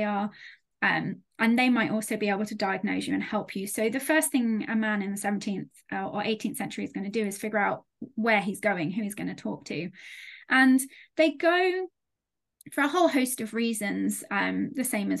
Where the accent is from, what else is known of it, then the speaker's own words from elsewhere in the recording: United Kingdom; as a Brit